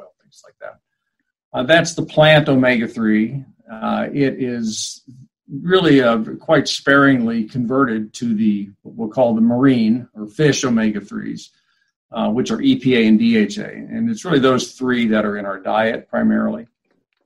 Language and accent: English; Kansas City, United States; moved away as an adult; also born or lived in Portland; now in South Dakota, United States; eventually moved to Kansas City, which is where my hometown.